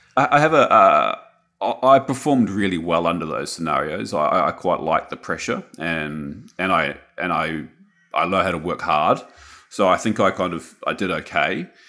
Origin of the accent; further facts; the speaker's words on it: Wellington, New Zealand; moved away as an adult; also born or lived in Auckland, New Zealand; now in Sunshine Coast, Australia; I was born in Wellington in the 80s, and then I moved mid 80s, and then I moved to Auckland when I was about 10 years old.